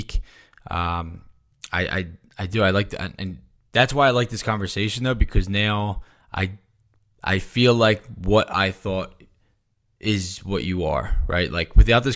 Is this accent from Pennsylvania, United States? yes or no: yes; Philadelphia, Pennsylvania, United States; I grew up in Philadelphia